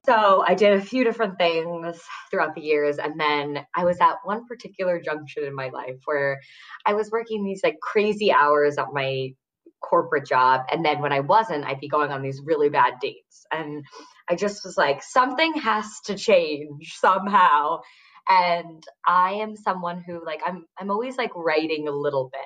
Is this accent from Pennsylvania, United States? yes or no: no; Westchester, New York, United States; I grew up um, in a suburb outside the city in Westchester